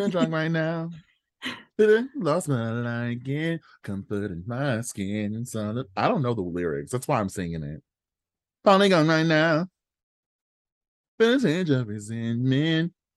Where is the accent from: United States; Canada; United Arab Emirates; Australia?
Australia; I'm Australian